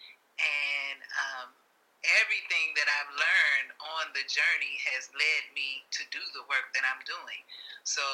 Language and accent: English; Chicago, Illinois, United States; also born or lived in Virginia; I actually am from Chicago. I grew up in Chicago.